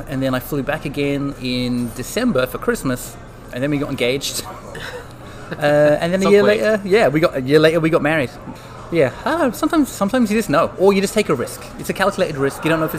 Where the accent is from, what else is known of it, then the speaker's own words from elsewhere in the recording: London, United Kingdom; moved away as an adult; now in California, United States; Oh, yeah. So from London originally, but moved to California to get married to my wife.